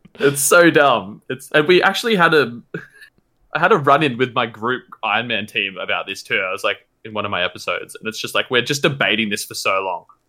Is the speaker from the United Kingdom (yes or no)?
no; New South Wales, Australia; I'm from New South Wales.